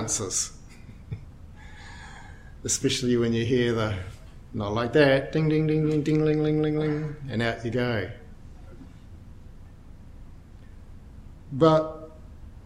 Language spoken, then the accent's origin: English; Dunedin, Otago, New Zealand; I'm from Dunedin